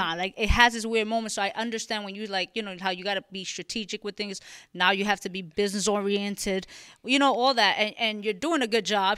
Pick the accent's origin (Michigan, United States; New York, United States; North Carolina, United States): New York, United States; New York City; I'm from the Bronx